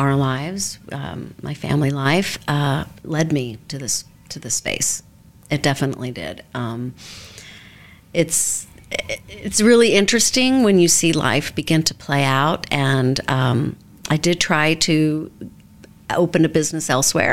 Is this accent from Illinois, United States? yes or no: no; Oklahoma City, Oklahoma, United States; moved away as an adult; also born or lived in Norman, Oklahoma / Dallas, Texas / New York City; now in Westfield, United States; I grew up in Oklahoma City. I lived there my entire life, went to college there in Norman, Oklahoma, and then moved to Dallas